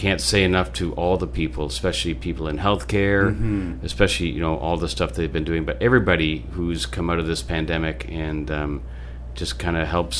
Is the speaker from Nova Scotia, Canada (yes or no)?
no; St. Thomas, Ontario, Canada; Thank you for picking a hometown hero from the sunny south in St. Thomas.